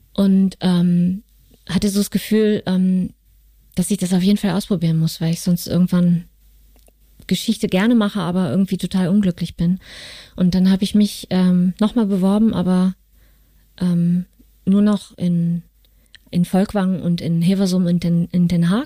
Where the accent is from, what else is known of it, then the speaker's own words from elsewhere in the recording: North Hesse, Germany; moved away; also born or lived in Cologne; Ich komme aus Nordhessen, aus einer kleinen Stadt südlich von Kassel